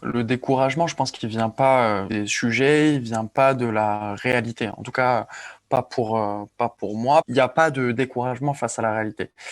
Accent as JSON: {"language": "French", "town": "Ajaccio", "region": "Corsica", "country": "France", "tie": "born or raised there", "moved": "yes", "said": "je suis né à Ajaccio. J'ai grandi en Corse, j'ai grandi sur une île"}